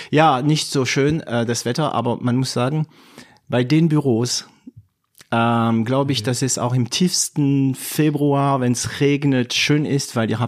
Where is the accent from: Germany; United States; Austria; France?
France; accent: French; German is a second language; mit meinem französischen Akzent. Mhm. Meine Studenten lachen sich immer kaputt, äh, wenn ich Englisch rede. Naja, auch wenn ich Deutsch rede